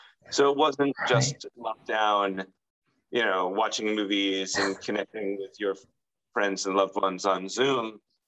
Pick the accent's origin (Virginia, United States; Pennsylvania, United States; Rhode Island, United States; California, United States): Rhode Island, United States; Well, I grew up in Rhode Island, which is in the northeast part of the United States, and it was very, very rural. So it was, I grew up deep in the woods with my grandparents.